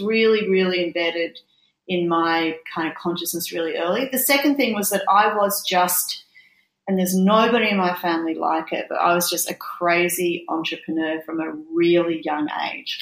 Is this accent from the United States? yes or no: no; Brisbane, Queensland, Australia; I grew up in Brisbane